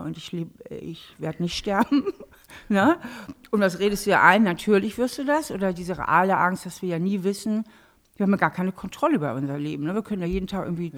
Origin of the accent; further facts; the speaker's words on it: Hamburg, Germany; now in Trier, Germany; ich bin ja eigentlich Hamburgerin. Ne? Ich komme ursprünglich aus Hamburg, mhm. bin dort auch aufgewachsen